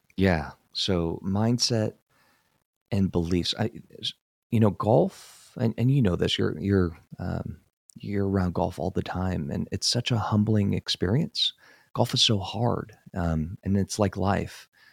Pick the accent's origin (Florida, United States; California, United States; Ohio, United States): California, United States; San Francisco Bay Area; I grew up in the Bay Area, in San Francisco Bay Area